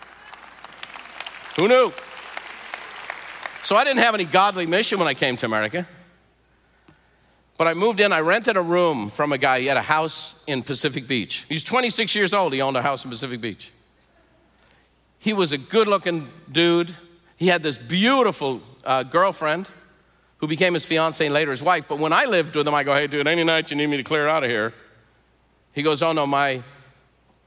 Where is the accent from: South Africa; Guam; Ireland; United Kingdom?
Ireland; Dublin, Leinster; now in United States; I was born in Dublin, Ireland. I was raised in the Catholic Church because everyone in Ireland is a Catholic.